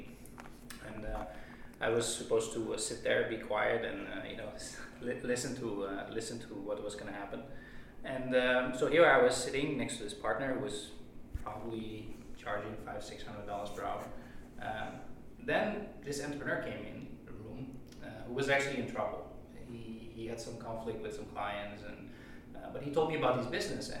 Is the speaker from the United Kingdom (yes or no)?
no; Netherlands; moved away as an adult; also born or lived in Taiwan; I'm from the Netherlands, right? And we tend to be a pretty free, liberal country